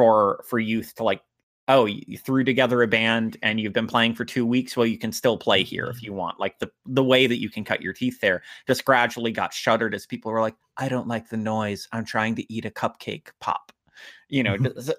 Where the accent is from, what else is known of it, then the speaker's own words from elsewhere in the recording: Fredericksburg, Virginia, United States; I'm also from Fredericksburg, and it's this... Oh, like, yes, of course. It's this really small... it's a lot bigger now, but big by its own standards, and that I think it just crossed like 100,000 people maybe a decade ago, and it's maybe around 200,000 now